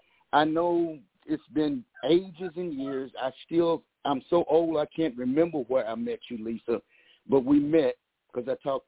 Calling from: Los Angeles, California, United States; And I'm calling from Los Angeles.

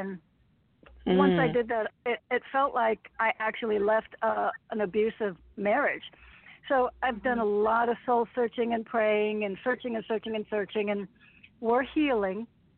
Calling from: Connecticut, United States; … from Connecticut.

